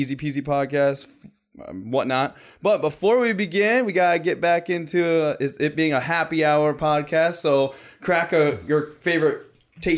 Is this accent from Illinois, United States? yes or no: no; Iowa, United States; We live in Iowa. We're all from Iowa